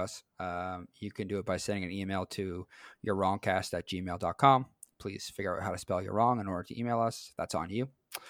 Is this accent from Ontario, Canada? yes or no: yes; Timmins, Ontario, Canada; I grew up in Timmins. That's the home